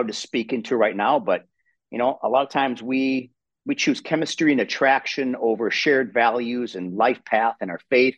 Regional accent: Wisconsin, United States; accent: Wisconsin accent; I'm from Wisconsin. And they say, you know, we have that Wisconsin accent. So I come from a small rural town in Wisconsin, born and raised

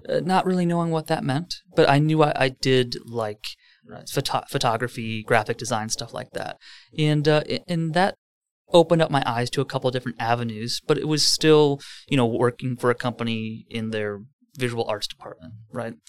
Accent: Merton, Wisconsin, United States; I grew up in Merton, Wisconsin

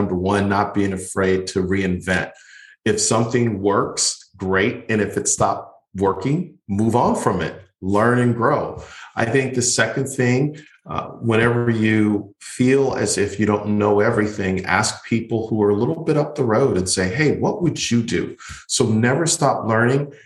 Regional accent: Buffalo, New York, United States; now in Florida, United States; I'm originally from Buffalo, New York. And yes, I grew up in a family that was very poor.

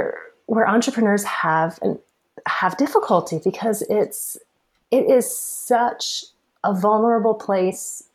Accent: the Bible Belt, United States; I'm from the Bible Belt

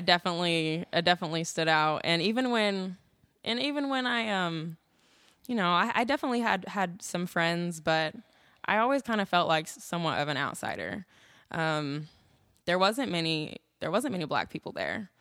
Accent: Des Moines, Iowa, United States; moved away as an adult; now in Austin, United States; growing up in Des Moines, Iowa

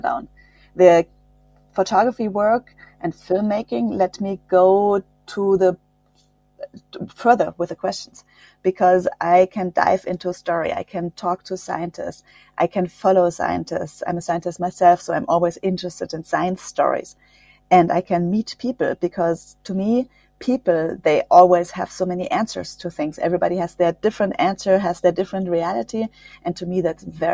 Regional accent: Germany; English is a second language; I grew up near the French border. That's why I'm bilingual. I speak French and German.

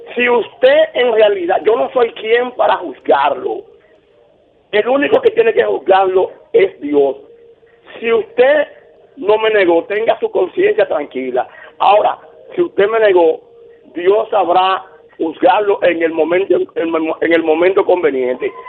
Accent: Cambita Garabitos, San Cristóbal, Dominican Republic; now in Santiago, Dominican Republic; aunque yo vivo aquí en Santiago, tengo 26 años, yo soy oriundo de Cambita Garabitos en San Cristóbal

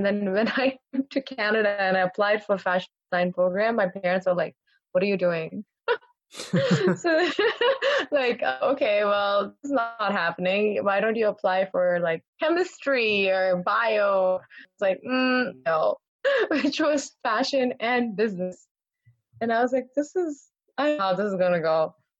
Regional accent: Qatar; I grew up in Qatar.

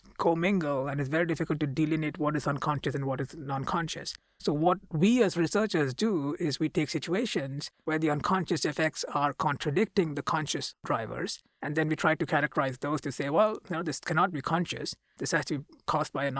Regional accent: India; moved away as an adult; now in United States; I come from India

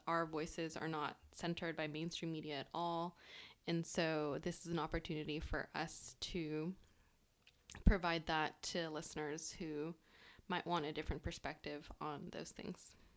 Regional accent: Bay Area, California, United States; English is a second language; I grew up in the Bay Area

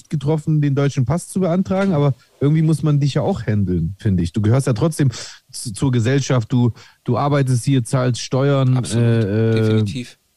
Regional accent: Greece; ich äh, identifiziere mich ja äh, auch äh, als Grieche

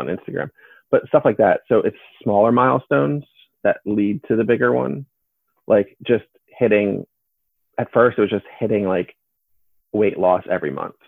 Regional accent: Pennsylvania, United States; my hometown in Pennsylvania

